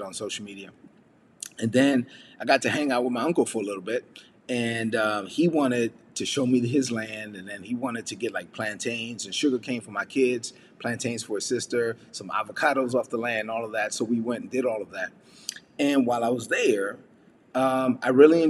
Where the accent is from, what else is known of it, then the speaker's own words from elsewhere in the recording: New York City, New York, United States; moved away; I'm a son of immigrant parents from the Dominican Republic, born and raised in Brooklyn, New York